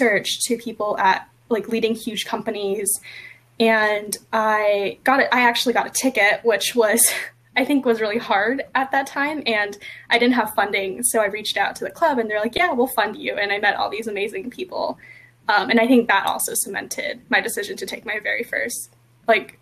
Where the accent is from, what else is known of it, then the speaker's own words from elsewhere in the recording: East Bay, California, United States; I grew up in the East Bay, so I was maybe an hour or so away from Silicon Valley